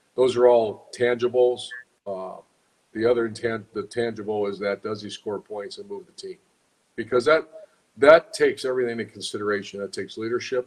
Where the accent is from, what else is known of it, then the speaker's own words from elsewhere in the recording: Cleveland, Ohio, United States; moved away as an adult; now in Sarasota, United States; I grew up in Cleveland, Ohio.